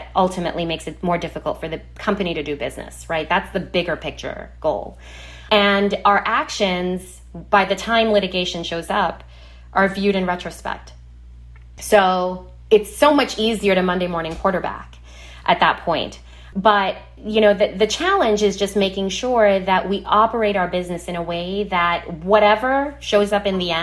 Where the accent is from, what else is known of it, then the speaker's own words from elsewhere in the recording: Trinidad & Tobago; moved away; my childhood growing up in Trinidad in the Caribbean.